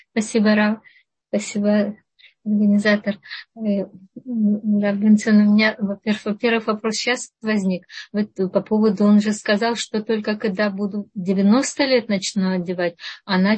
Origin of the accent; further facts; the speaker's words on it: Zaporizhzhia, Zaporizhzhia Oblast, Ukraine; moved away; я из Запорожья